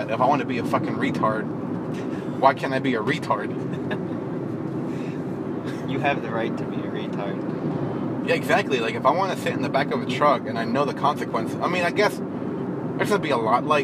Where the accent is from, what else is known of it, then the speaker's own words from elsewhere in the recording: Los Angeles, California, United States; born there; moved away; I was born in Los Angeles, but now we, we moved to the East Coast back in 07.